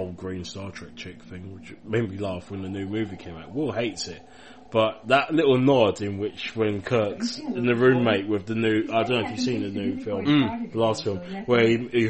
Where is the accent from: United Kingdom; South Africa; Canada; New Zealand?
United Kingdom; London; I'm from London.